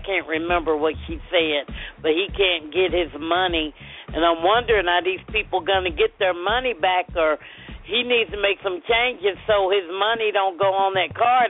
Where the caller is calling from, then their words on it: Arizona, United States; From Arizona.